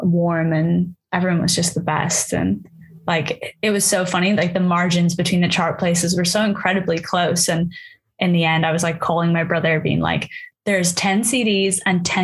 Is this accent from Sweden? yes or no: no; Dublin, Leinster, Ireland; now in London, United Kingdom; I am an artist from Dublin living in London